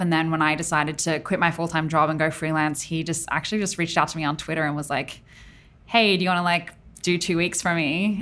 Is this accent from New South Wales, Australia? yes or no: yes; Tamworth, New South Wales, Australia; also born or lived in Sydney; I grew up in Tamworth, which is a more regional city in Australia.